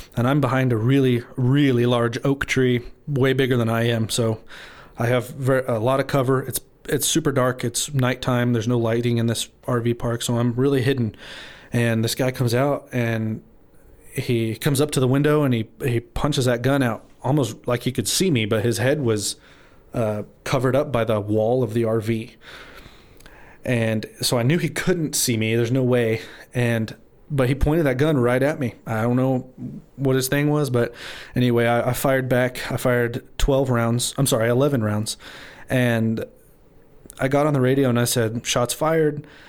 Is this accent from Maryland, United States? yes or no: no; Amarillo, Texas, United States; I was born and raised in Amarillo